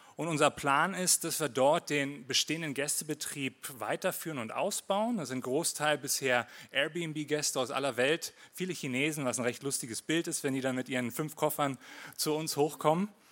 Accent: Berlin, Germany; accent: Hochdeutsch; moved away as an adult; also born or lived in Winterthur, Switzerland / Lake Thun, Switzerland; now in Switzerland; Ich bin in Marzahn aufgewachsen

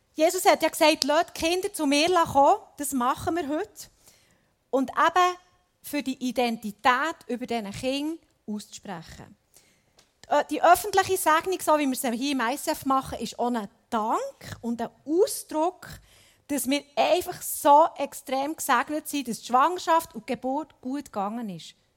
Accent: Switzerland; bei uns in der Schweiz

